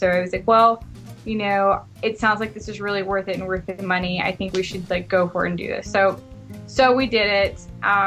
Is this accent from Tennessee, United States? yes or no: yes; Memphis, Tennessee, United States; moved away as an adult; now in California, United States; I'm originally from Memphis, Tennessee in the United States, which is like the southern part of the U.S.